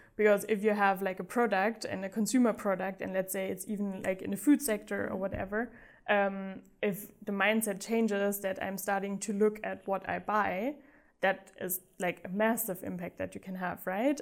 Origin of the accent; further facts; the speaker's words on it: Black Forest, Baden-Württemberg, Germany; moved away as an adult; also born or lived in Uganda / Singapore / Amsterdam / Vietnam; especially if you grow up on the countryside. Um, I did in the Black Forest